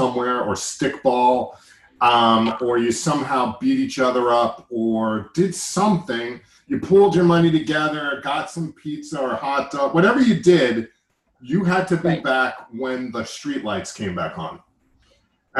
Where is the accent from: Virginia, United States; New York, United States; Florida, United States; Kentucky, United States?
New York, United States; Massapequa Park; I'm from Massapequa Park